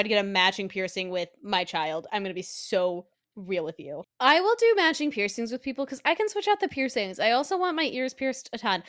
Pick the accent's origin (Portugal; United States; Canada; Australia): United States; Colorado; now in Pennsylvania, United States; back in Colorado, my home state. I'm visiting home for Christmas